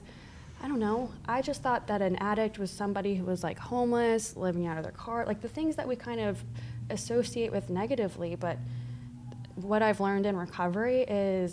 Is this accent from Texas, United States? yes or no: no; Northern New Jersey, United States; moved away as an adult; also born or lived in Miami; I grew up in New Jersey.